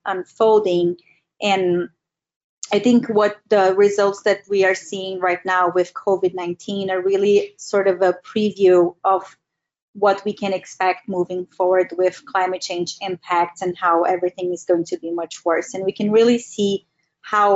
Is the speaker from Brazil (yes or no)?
yes; Brazil; I'm from Brazil